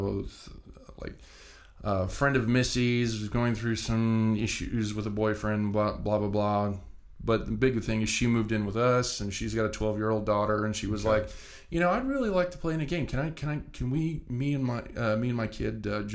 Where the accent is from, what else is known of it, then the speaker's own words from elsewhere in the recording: Pendleton, United States; moved away; a friend of mine that I grew up with back in Pendleton